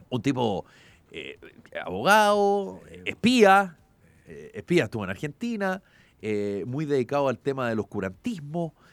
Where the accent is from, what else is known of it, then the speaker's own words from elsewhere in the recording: Chile; cosa lejana que no me tocaba a mí como chileno, no me tocaba la fibra como chileno.